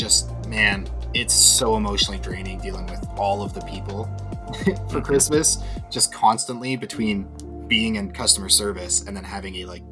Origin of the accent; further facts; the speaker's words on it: Canada; as a Canadian